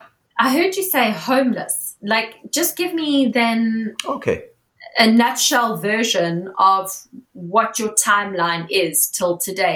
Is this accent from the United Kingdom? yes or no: no; South Africa; moved away as an adult; I'm South African.